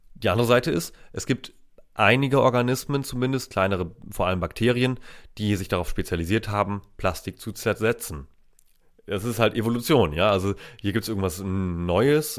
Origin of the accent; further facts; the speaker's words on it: Steinburg district, Schleswig-Holstein, Germany; Da, wo ich herkomme, das ist in Schleswig-Holstein